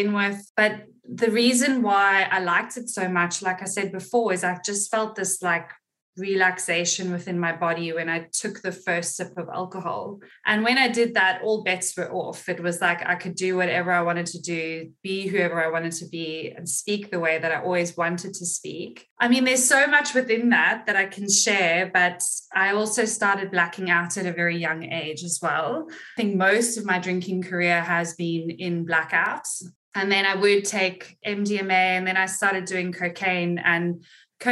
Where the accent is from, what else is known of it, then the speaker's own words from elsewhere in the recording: Cape Town, Western Cape, South Africa; moved away as an adult; also born or lived in London; now in Gold Coast, Australia; So I am from Cape Town, South Africa, and I left South Africa when I was 19, lived in London for 7 years, and then moved to Australia almost 11 years ago